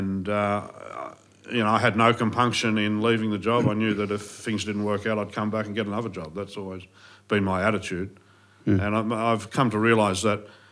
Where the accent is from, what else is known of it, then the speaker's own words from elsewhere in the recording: Sydney, New South Wales, Australia; also born or lived in Tomerong / Bowral; I grew up, my sister and I, in Sydney for, I guess, the first 7 years of my life in the eastern suburbs. And then when my father bowed out of that industry, we moved down to the south coast, down to Tomorong